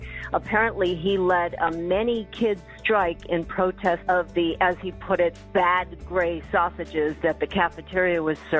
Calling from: Montauk, New York, United States; I'm calling from Montauk, New York.

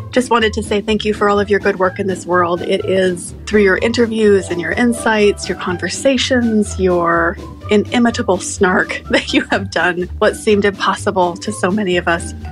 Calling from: Tumbarumba, New South Wales, Australia; from Tumbiumbi in New South Wales, Australia.

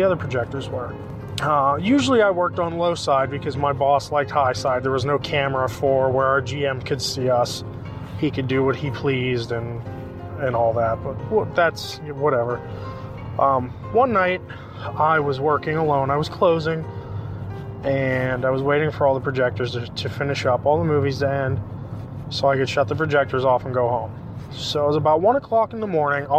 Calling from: Pittsburgh, Pennsylvania, United States; I'm calling you from Pittsburgh, PA.

